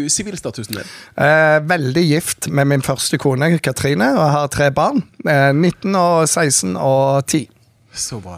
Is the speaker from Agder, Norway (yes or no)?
no; Bergen, Vestland, Norway; born there; Du, jeg er født i Bergen, og ja.